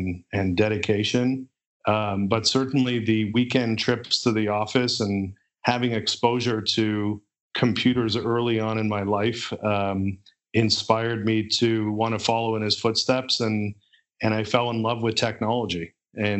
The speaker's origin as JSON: {"language": "English", "town": "Montreal", "region": "Quebec", "country": "Canada", "tie": "born or raised there", "said": "growing up in Montreal, particularly you know, being in a bilingual province in Canada"}